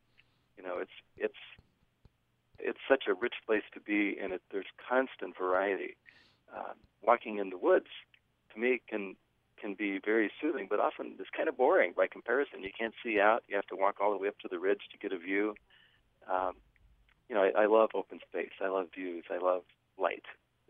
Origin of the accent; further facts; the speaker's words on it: Western US, United States; I grew up in the West, and I have exactly the same reaction.